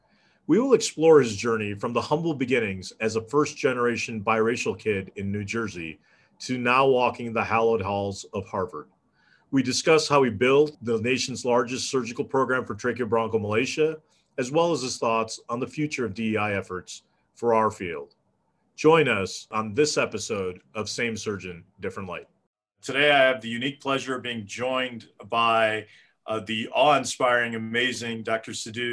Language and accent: English; Kerala, India; My home state, exactly.